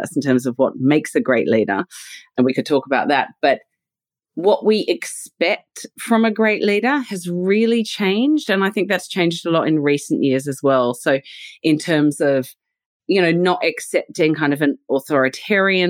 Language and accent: English; Australia; accent: Australian; now in London, United Kingdom; as you can probably tell from my accent, I'm originally from Australia, but my accent never goes away